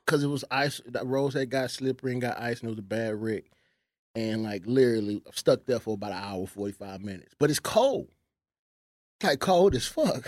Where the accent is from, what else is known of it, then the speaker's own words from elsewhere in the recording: Houston, Texas, United States; moved away as an adult; now in Dallas, United States; I'm from Houston.